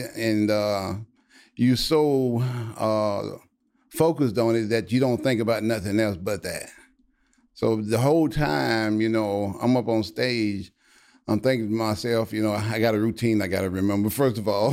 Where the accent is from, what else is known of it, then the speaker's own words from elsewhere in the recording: Louisiana, United States; moved away as an adult; now in Texas, United States; I was from Louisiana and I lived in Louisiana my whole life. But when I graduated college, and I moved to Texas.